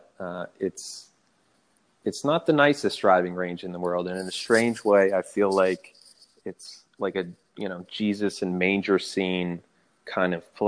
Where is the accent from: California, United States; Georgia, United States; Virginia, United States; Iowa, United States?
Virginia, United States; Chesapeake; moved away as an adult; also born or lived in Houston, Texas / Williamsburg, Virginia / Manhattan, New York; now in Washington, D.C., United States; I grew up in Chesapeake, Virginia, lived in Houston very briefly, went to school in Williamsburg, Virginia. Then I lived in Manhattan for, 7 years